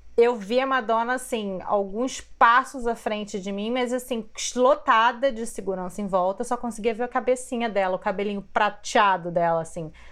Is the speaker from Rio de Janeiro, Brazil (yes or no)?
yes; Rio de Janeiro, Brazil; Eu também sou do Rio